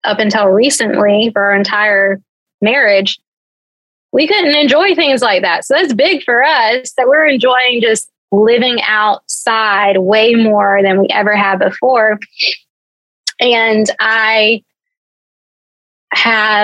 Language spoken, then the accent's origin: English; Georgia, United States; I grew up in Georgia